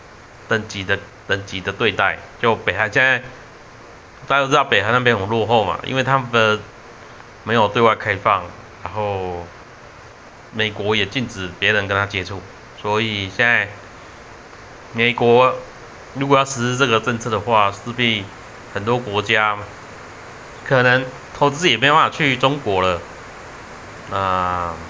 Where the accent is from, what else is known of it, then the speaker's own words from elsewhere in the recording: Taichung, Taiwan; 我认为该发的电就发，就比如深澳电厂真的不行，该做就做啦。我们台台中啊，我们自己的空气